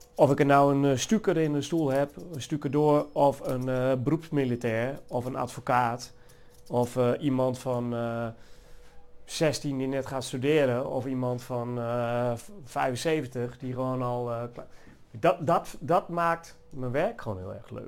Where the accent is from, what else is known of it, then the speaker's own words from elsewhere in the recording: Achterhoek, Gelderland, Netherlands; moved away; En ik kom oorspronkelijk uit de Achterhoek. En in de Achterhoek word je al wat meer opgevoed met rockmuziek